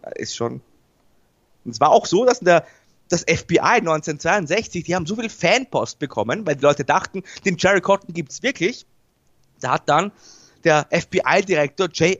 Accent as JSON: {"language": "German", "country": "Austria", "said": "bei uns in Österreich"}